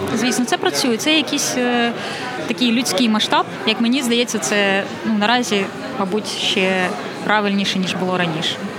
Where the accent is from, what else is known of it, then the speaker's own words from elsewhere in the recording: Kyiv, Ukraine; moved away as an adult; особисто я киянка, і я не уявляю себе е, в іншому місці.